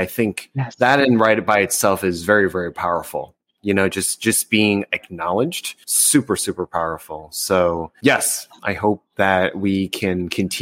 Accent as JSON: {"language": "English", "country": "United States", "tie": "born or raised there", "said": "growing up as an American"}